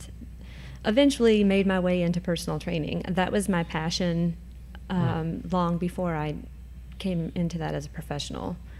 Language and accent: English; Cynthiana, Kentucky, United States; moved away; I am from Cynthiana, Kentucky, originally.